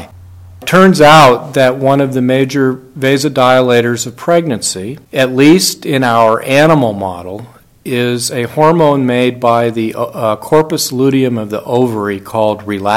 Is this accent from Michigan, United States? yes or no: no; New Mexico, United States; I'm from New Mexico